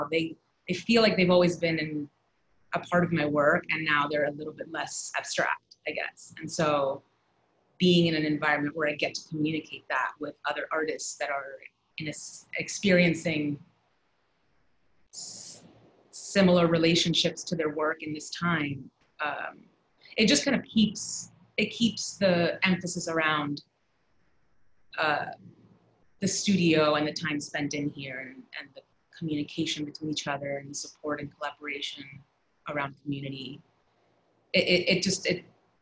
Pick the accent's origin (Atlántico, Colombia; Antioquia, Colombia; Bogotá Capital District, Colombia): Atlántico, Colombia; Barranquilla; also born or lived in New York; now in New Haven, United States; I grew up in Barranquilla, which is where the Colombian Carnival is hosted every year.